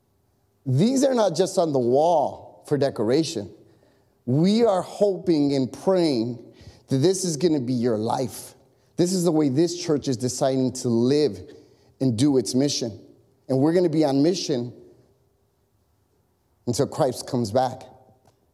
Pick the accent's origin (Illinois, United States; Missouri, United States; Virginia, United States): Illinois, United States; Chicago; I grew up in Chicago.